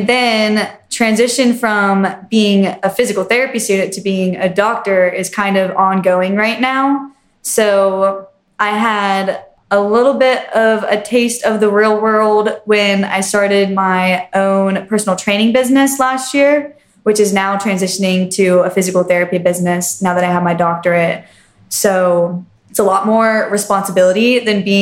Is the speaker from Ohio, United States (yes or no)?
yes; Westerville, Ohio, United States; I'm from Westerville, Ohio originally